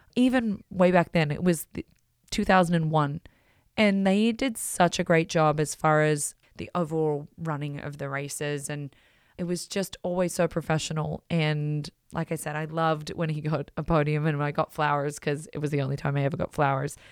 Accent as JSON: {"language": "English", "country": "Australia", "tie": "born or raised there", "also_born_or_lived": "Belgium", "moved": "as an adult", "said": "growing up in Australia"}